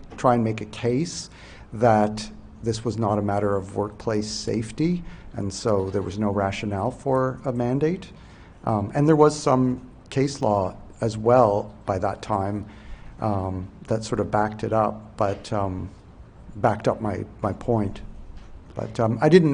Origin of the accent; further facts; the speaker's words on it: New Brunswick, Canada; I'm from Behar, New Brunswick, and I'm a civil servant in the federal government